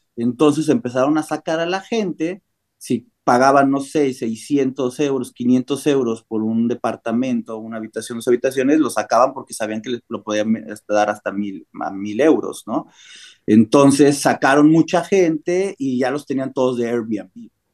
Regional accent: Mexico; moved away as an adult; also born or lived in Cancún, Mexico / Barcelona, Spain / Germany; now in United States; la primera vez que salí de México sí fue como a los 19 años

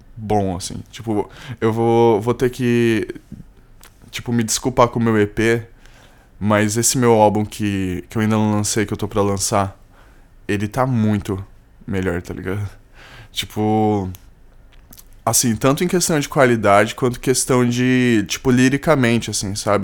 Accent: São Paulo, Brazil; Eu sou de São Paulo. Eu sou, sou de São Paulo.

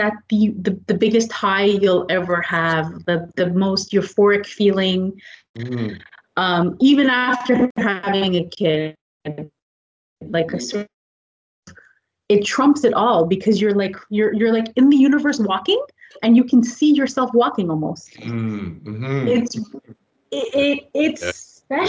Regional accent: Quebec, Canada; being born and raised in Quebec

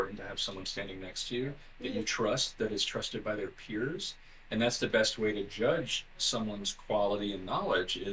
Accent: Alabama, United States; also born or lived in Florida; now in Los Angeles, United States; I grew up in Alabama, so there was nobody around.

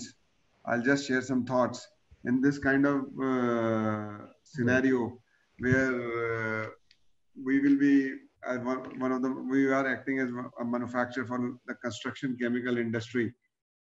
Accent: Delhi, India; I am from Delhi

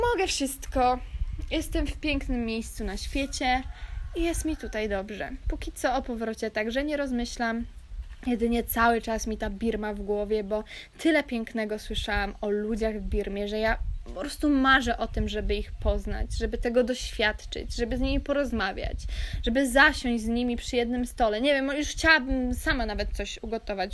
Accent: Kashubia, Pomeranian Voivodeship, Poland; moved away; moja wioska na Kaszubach, z której pochodzę

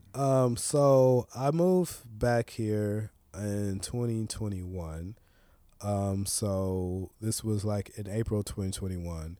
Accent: Tyler, Texas, United States; also born or lived in Los Angeles; now in Portland, United States; growing up in Tyler

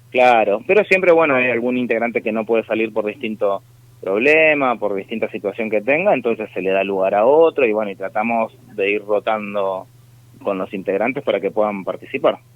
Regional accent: San Fernando, Buenos Aires Province, Argentina; El 90% somos todos de San Fernando

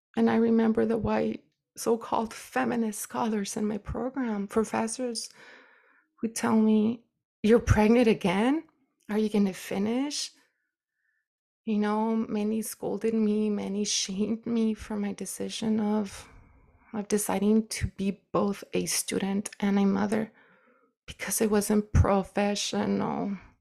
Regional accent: United States; being a brown woman and indigenous woman growing up in the United States

